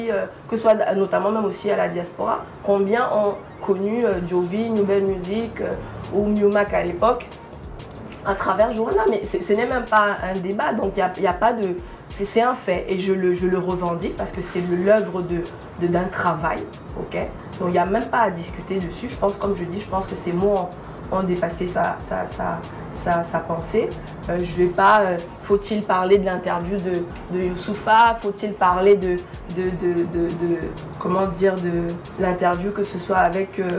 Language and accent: French; Cameroon; Et nous tous, nous devrions être, en être fiers en tant que Camerounais, qu'il y ait un média camerounais